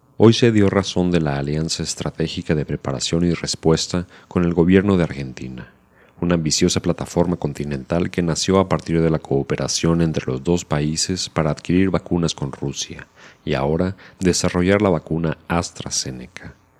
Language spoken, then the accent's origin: Spanish; Mexico